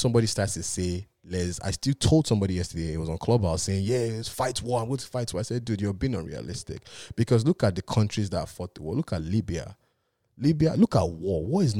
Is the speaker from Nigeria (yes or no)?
yes; Nigeria; moved away; While I grew up in Nigeria, I was robbed in my house at gunpoint twice.